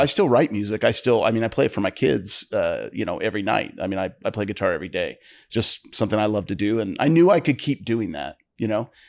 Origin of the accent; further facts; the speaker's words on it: northeastern Ohio, United States; my dad worked in a steel mill, uh, you know, I'm from Ohio, northeastern Ohio